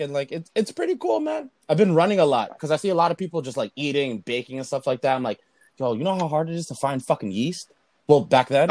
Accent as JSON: {"language": "English", "country": "Philippines", "said": "I'm Filipino. I speak more Spanish than my own language"}